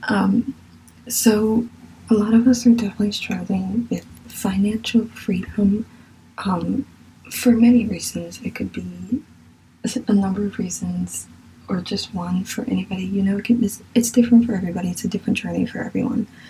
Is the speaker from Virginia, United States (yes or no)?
yes; Virginia, United States; accent: southern; I really feel like my southern accent is coming out in some of this. Sorry. I'm from Virginia